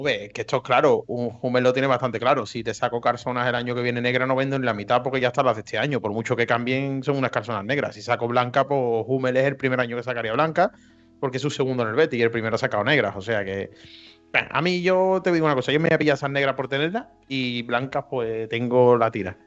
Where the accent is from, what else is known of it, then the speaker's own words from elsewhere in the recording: Andalusia, Spain; accent: Andalusian; la defensa de nuestro dialecto